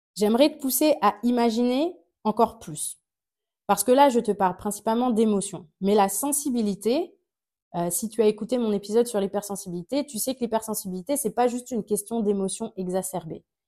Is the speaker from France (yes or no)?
yes; Alsace, Grand Est, France; je viens d'Alsace